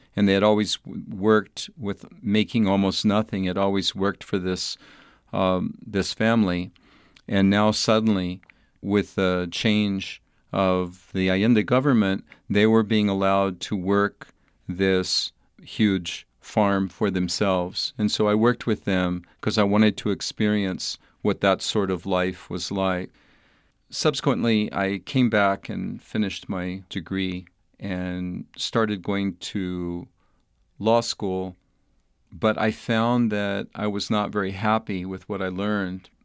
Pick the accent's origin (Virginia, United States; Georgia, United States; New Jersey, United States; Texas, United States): Texas, United States; El Paso; moved away as an adult; also born or lived in Albuquerque, New Mexico; young boy growing up in El Paso, Texas